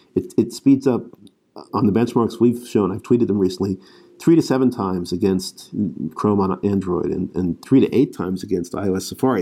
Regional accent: United States; as an American

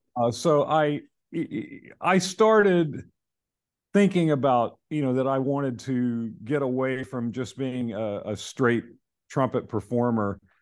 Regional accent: North Carolina, United States; I'm from North Carolina

